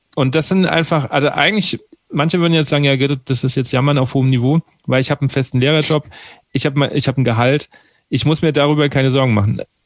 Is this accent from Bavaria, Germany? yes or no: yes; Aschaffenburg, Bavaria, Germany; also born or lived in Wiesbaden; Weil ich komme ja eigentlich aus Aschaffenburg